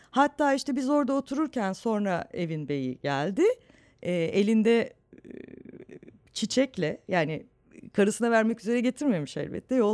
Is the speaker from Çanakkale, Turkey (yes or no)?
no; Istanbul, Turkey; Çatalçeşme e, Suadiye ile Bostancı'nın arasında çok tatlı eski bir semttir. E, çocukluğum da orada geçti.